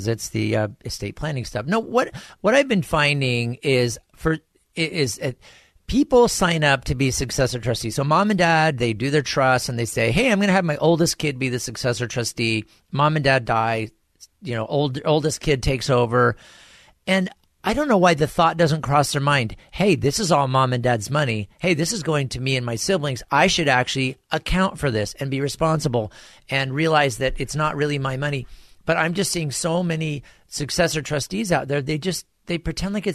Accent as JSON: {"language": "English", "town": "Bonita", "region": "California", "country": "United States", "tie": "born or raised there", "said": "I was born and raised in the lands of fruits and nuts."}